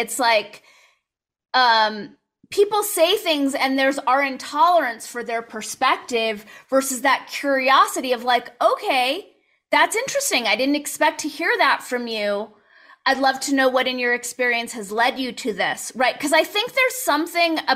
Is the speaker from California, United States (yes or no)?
yes; Southern California, United States; you and I grew up in Southern California